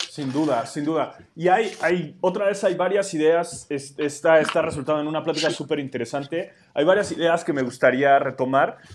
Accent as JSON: {"language": "Spanish", "region": "Mexico City", "country": "Mexico", "said": "mi contexto urbano en la Ciudad de México"}